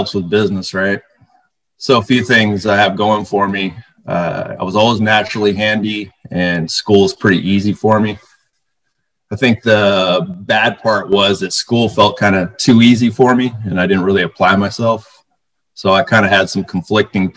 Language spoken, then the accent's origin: English; Bay Area, California, United States; I was born in the Bay Area. I grew up in a middle-class household